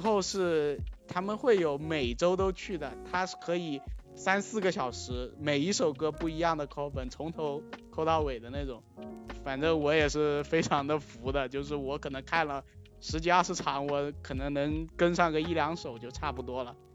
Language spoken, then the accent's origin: Chinese; China; 我们中国人比较内敛